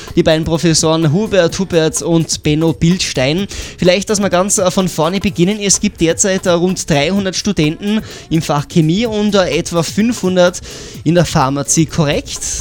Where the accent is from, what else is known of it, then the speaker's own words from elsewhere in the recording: Tyrol, Austria; bei uns in Tirol